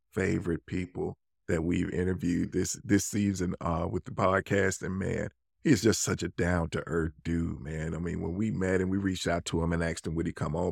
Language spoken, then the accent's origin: English; Birmingham, Alabama, United States; I'm just from Birmingham, Alabama